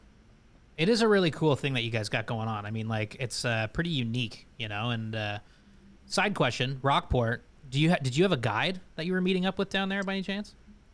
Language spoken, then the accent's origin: English; Ottawa, Ontario, Canada; now in Toronto, Canada; Aldo and I grew up in Ottawa, here in Ontario. So it was close kind of to New York's border.